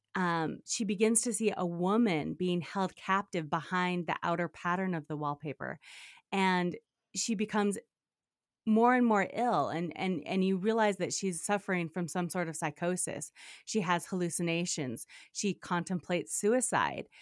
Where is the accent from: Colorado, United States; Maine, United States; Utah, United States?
Utah, United States; moved away as an adult; also born or lived in Japan / New York City / Cairo; so I grew up mostly in Utah.